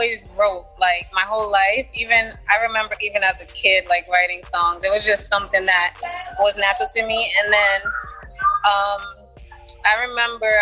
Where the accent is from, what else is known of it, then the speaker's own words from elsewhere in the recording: New York City, New York, United States; also born or lived in East Orange, New Jersey; for my whole life, I lived in Brooklyn. Mm-hmm. My mind, I'm a Brooklynite